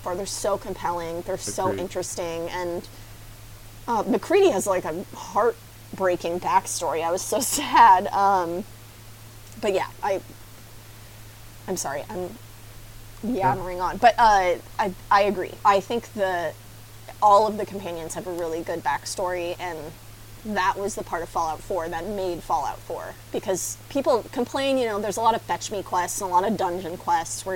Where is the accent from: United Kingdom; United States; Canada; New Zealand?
United States; California; I'm from California